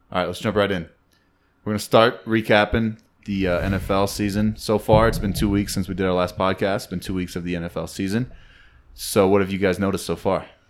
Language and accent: English; United States; we're American